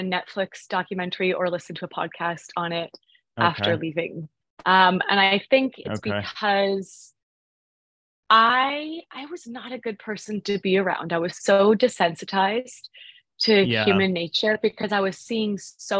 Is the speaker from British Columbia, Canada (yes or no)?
yes; Vancouver, British Columbia, Canada; I'm from Canada, from Vancouver